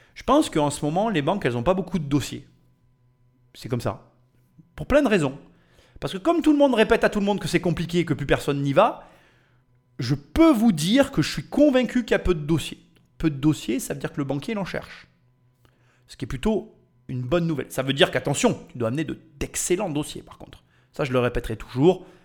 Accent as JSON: {"language": "French", "country": "France", "said": "on est des Français"}